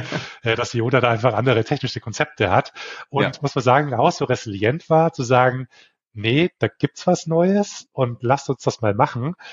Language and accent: German; Bavarian area, Germany; Ich komme aus Deutschland, ähm, aus dem bayerischen Raum